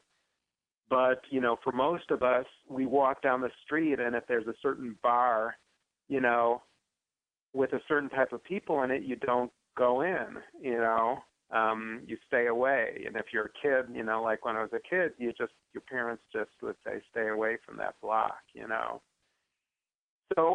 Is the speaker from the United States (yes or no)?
yes; Chicago, Illinois, United States; I grew up in Chicago on the southeast side of Chicago